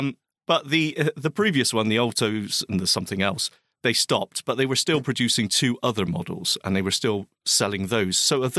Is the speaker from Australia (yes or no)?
no; Scotland, United Kingdom; It's my home country.